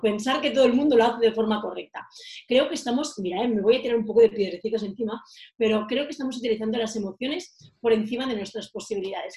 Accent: Girona, Catalonia, Spain; moved away as an adult; also born or lived in Menorca; now in Madrid, Spain; yo soy de Girona, soy, mi ciudad natal, yo soy catalana de pura raza, aunque estoy viviendo en Madrid desde hace siete años

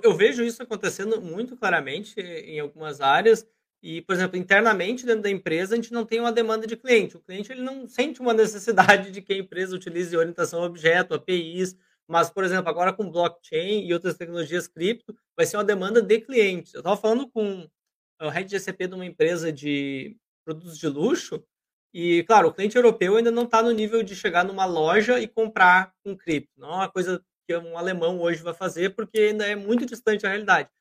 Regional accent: Brazil

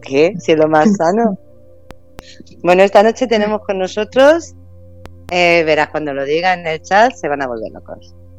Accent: Castilla-La Mancha, Spain; por ser manchega

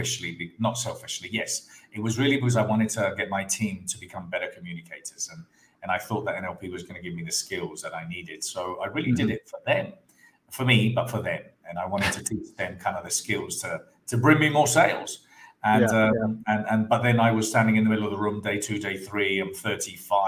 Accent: Andalusia, Spain; also born or lived in London; I was born in London, but brought up in Spain, in the south of Spain.

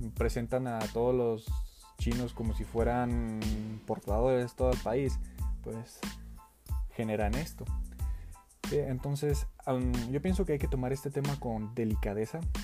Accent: Mexico; en mi país, que es México

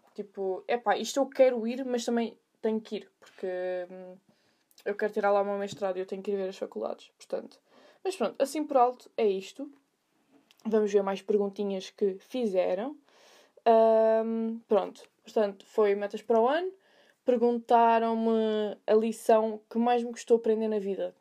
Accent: Sintra, Lisbon, Portugal; eu sou de Sintra

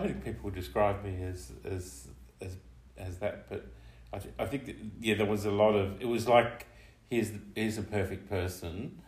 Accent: Tasmania, Australia; moved away as an adult; I grew up in Tasmania

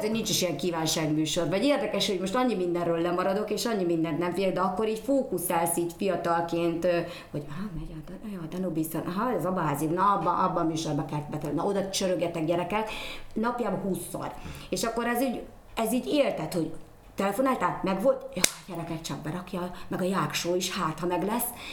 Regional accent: Szolnok, Jász-Nagykun-Szolnok, Hungary; én érdemes voltam arra, hogy ott születtem

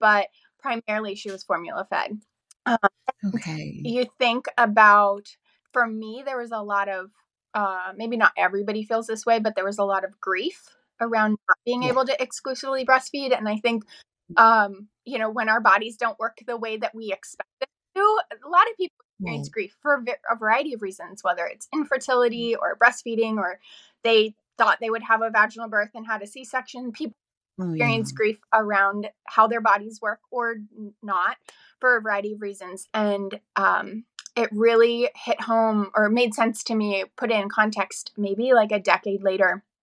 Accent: north of Pittsburgh, Western Pennsylvania, United States; moved away as an adult; also born or lived in Alexandria, Virginia; now in Montclair, Virginia, United States; I am from Western Pennsylvania, kind of north of Pittsburgh area, small town girl.

